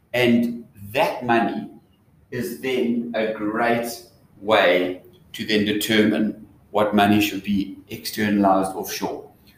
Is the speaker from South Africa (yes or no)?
yes; South Africa; So it's not just generally a South African thing, but as a South African, if you are like a global citizen, then you need to have assets in the different jurisdictions where that currency is.